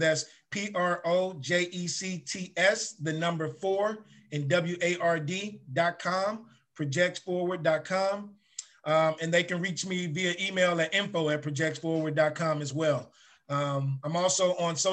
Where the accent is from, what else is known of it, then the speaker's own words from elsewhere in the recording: Chicago, Illinois, United States; I grew up in Ida B. Wells projects. That's where I was born and raised up until I got ready to go to high school